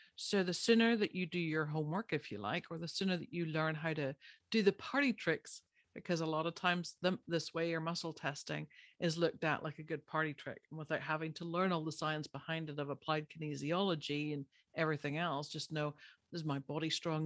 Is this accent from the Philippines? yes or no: no; Ireland; I'm Irish. By birth, I grew up there.